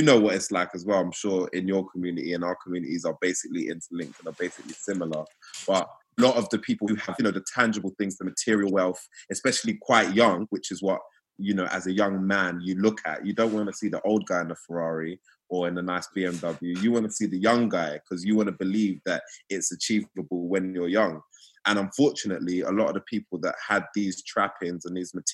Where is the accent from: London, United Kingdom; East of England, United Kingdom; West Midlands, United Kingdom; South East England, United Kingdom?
London, United Kingdom; a young black boy that's growing up in England, in London, around that time.